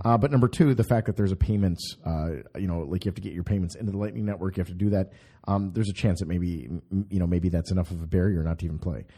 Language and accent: English; Minnesota, United States; I come from Minnesota